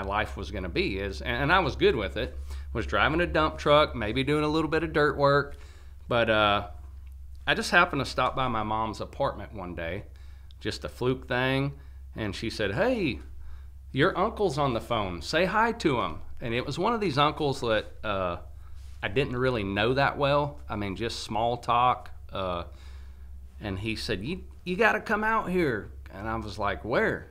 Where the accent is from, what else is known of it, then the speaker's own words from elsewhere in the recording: California, United States; now in Sheffield, United States; growing up in California